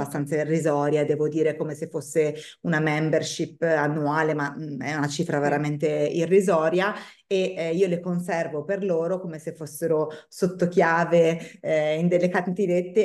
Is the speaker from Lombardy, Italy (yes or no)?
yes; Bergamo, Lombardy, Italy; accent: northern; moved away as an adult; now in Tuscany, Italy; il mio accento, tradisca un'origine nordica, perché io sono bergamasca, non sono ovviamente toscana